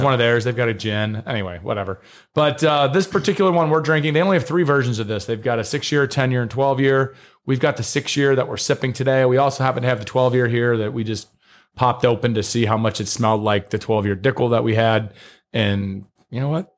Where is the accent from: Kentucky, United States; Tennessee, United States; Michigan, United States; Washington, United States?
Kentucky, United States; near Cincinnati, Northern; grew up like more or less where Kentucky, Ohio, and Indiana touch